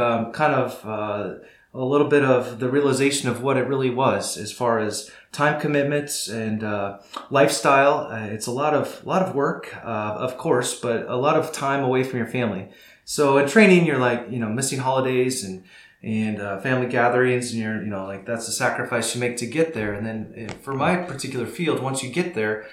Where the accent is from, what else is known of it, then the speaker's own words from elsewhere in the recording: northern Iowa, United States; now in Pella, United States; my story begins on a small farm in northern Iowa, and I grew up there with my family.